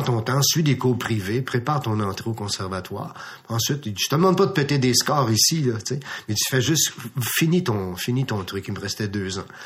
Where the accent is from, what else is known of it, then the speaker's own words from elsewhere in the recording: Farnham, Quebec, Canada; dans ma ville, je viens de Farnham